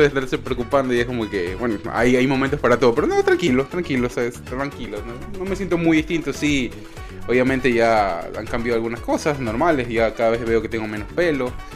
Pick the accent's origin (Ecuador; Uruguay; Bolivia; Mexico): Ecuador; now in United States; somos ecuatorianos, estamos por acá, por los Estados Unidos